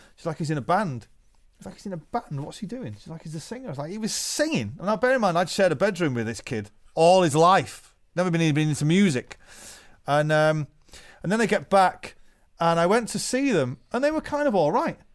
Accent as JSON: {"language": "English", "town": "Manchester", "region": "North West England", "country": "United Kingdom", "said": "we came from Manchester, the greatest city to be a musician in the world"}